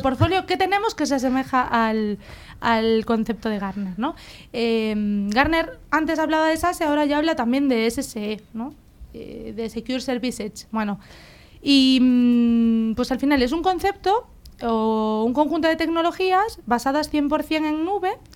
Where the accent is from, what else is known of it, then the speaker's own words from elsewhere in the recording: Galicia, Spain; soy gallega, soy ingeniera industrial